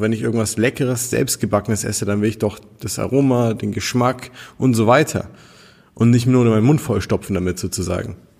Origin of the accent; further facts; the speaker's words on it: Nuremberg, Bavaria, Germany; wir kommen aus Nürnberg hier